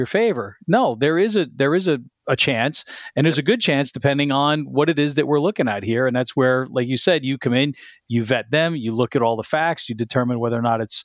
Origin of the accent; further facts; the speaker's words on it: New Jersey, United States; I'm also a Jersey boy. I grew up in North Jersey